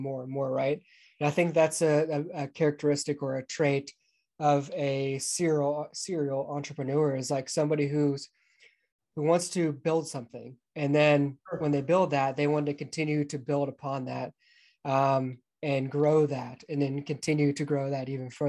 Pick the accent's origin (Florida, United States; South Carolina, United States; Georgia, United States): Georgia, United States; Atlanta; moved away; I grew up just outside of Atlanta, Georgia